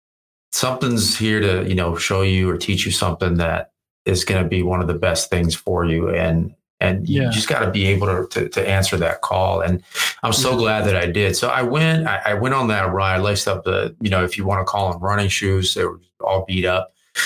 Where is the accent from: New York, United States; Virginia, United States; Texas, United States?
Virginia, United States; moved away as an adult; now in Los Angeles, United States; I moved to LA from Virginia.